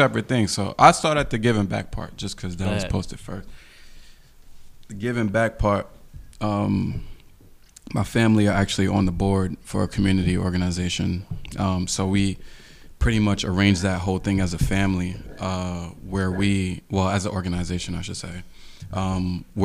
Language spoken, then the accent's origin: English; New York City, New York, United States; I'm from Queens